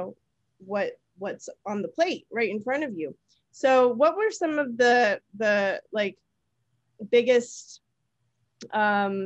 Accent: California, United States; I'm from California. My restaurant was in the Bay Area

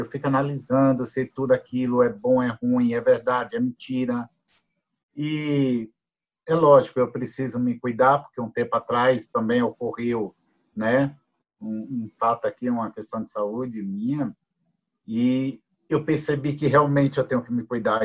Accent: Jequié, Bahia, Brazil; now in Curitiba, Brazil; Sou baiano, nasci no dia 16 do nove de 62, numa cidadezinha do interior da Bahia, Jequié. É, moro atualmente em Curitiba

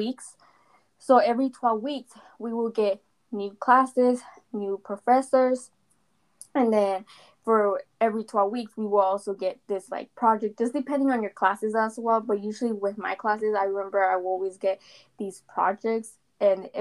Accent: Phoenix, Arizona, United States; I was born and raised in Phoenix, Arizona

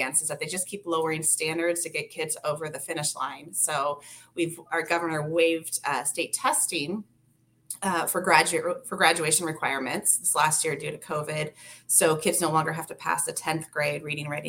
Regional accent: Salem, Oregon, United States; I grew up in Salem Kaiser Schools.

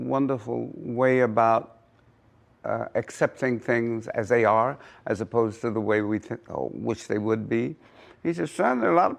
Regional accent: San Francisco, California, United States; I come from San Francisco.

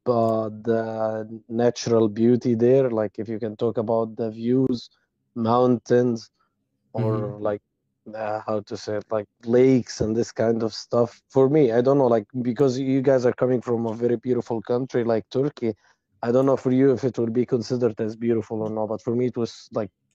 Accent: Egypt; also born or lived in Ukraine; I'm from Egypt.

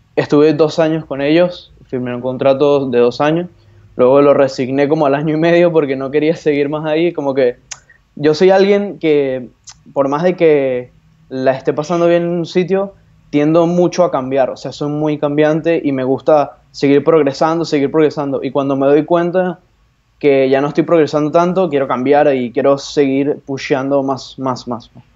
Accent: Venezuela; moved away as an adult; now in Buenos Aires, Argentina; yo soy venezolano, pero estoy residido hace ya casi dos años aquí en Buenos Aires, Argentina

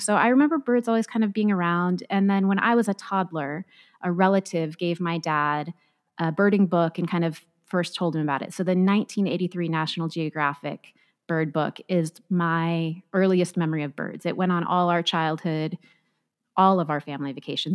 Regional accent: Orange County, Southern California, United States; also born or lived in Nevada; I grew up in Southern California in Orange County

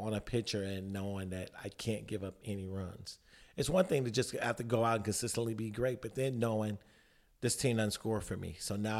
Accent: Chicago, Illinois, United States; I grew up in the southeast side of Chicago.

